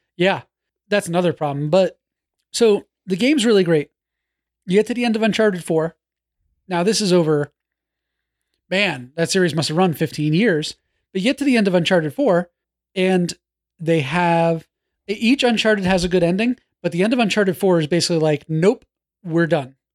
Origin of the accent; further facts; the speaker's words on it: New York, United States; When I was growing up in New York